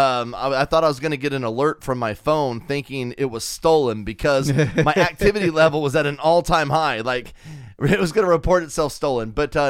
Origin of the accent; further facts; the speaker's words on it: Wichita, Kansas, United States; moved away; I'm from Wichita, and ICT sucks balls.